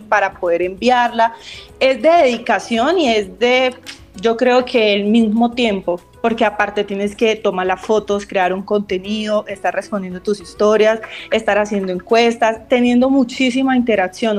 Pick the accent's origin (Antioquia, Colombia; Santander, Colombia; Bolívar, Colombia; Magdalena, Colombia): Santander, Colombia; Bucaramanga; yo soy de Bucaramanga